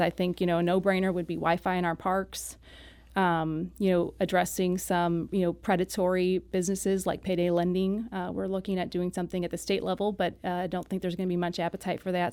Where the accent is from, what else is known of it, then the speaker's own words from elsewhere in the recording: Saint Louis County, Missouri, United States; I did, uh, grow up mostly in the unincorporated Saint Louis County area